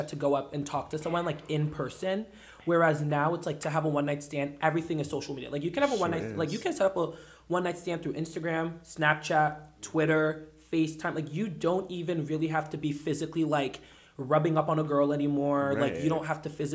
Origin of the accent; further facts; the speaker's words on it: the South, United States; I grew up in the South